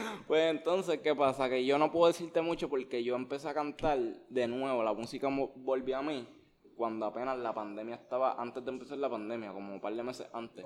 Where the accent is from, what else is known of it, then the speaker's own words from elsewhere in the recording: Levittown, Puerto Rico; also born or lived in Bayamón, Puerto Rico; Yo nací, yo nací en Bayamón, yo soy de Bayamón, pero me crié en Levitón